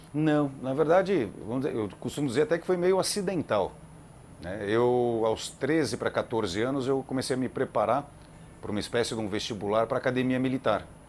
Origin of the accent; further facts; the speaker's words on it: São Paulo, Brazil; also born or lived in Campinas; Eu sou de São Paulo, né? Minha família morava lá